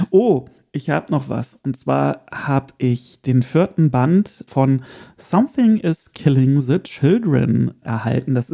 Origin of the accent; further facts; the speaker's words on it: Erkelenz, North Rhine-Westphalia, Germany; Ich war ja vor kurzem mit Erkelenz, meiner Heimat.